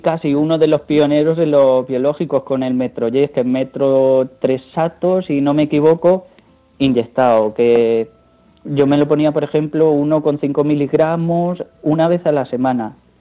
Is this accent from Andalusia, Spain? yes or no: no; Ciudad Real, Castilla-La Mancha, Spain; como soy de Ciudad Real